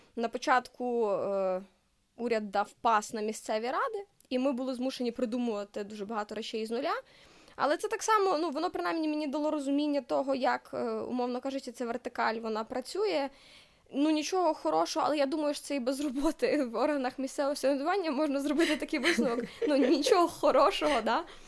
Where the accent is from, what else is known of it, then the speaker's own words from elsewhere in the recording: Lviv, Lviv Oblast, Ukraine; also born or lived in Germany; Я народилася у Львові